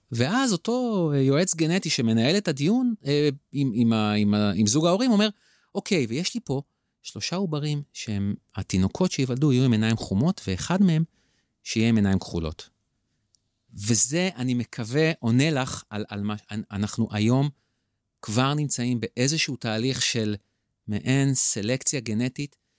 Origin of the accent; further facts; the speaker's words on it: Israel; אותנו ספציפית כישראלים וכיהודים